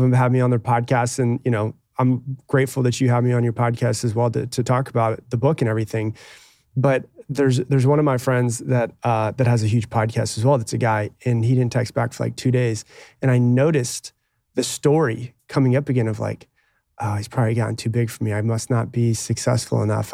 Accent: Anna Maria, Florida, United States; I grew up on an island

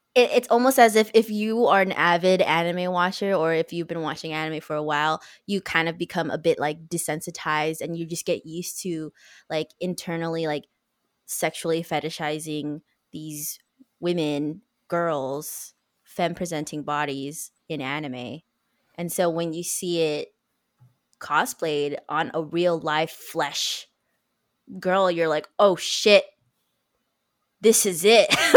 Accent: United States; as an American in like a Western culture

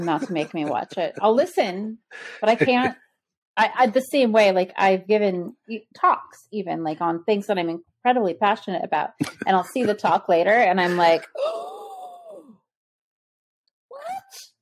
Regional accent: Texas, United States; I had to go to speech therapy because my formative speech years in Texas

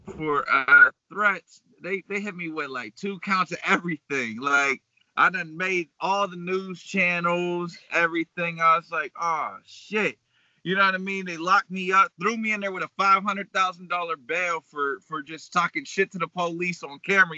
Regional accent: Beaver Falls, Pennsylvania, United States; also born or lived in Pittsburgh; I'm from Beaver Falls, so I went to school out there, grew up down there

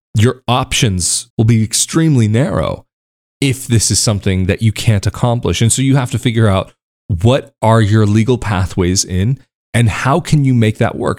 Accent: United States; moved away as an adult; growing up in the States

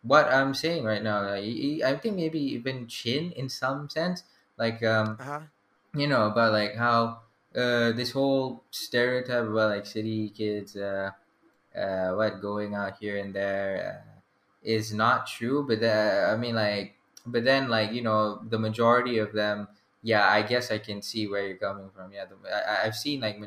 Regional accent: Selayang, Selangor, Malaysia; I'm from Selayang

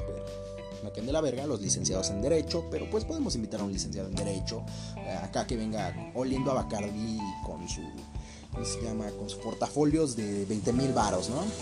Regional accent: Capulhuac, State of Mexico, Mexico; aquí en Capuluarca Aquí, pues no sé si alguno de los de aquí, de mi pueblito, me llegue a escuchar

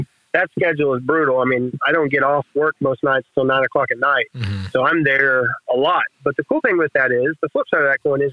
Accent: Velma, Oklahoma, United States; I grew up in Velma, Helma, Oklahoma

